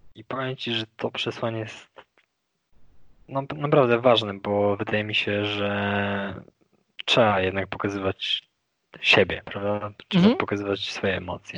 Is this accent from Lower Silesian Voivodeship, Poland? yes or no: yes; a town near Wrocław, Lower Silesian Voivodeship, Poland; moved away as an adult; now in Kraków, Poland; ja pochodzę z Dolnego Śląska, z mhm. miejscowości pod Wrocławiem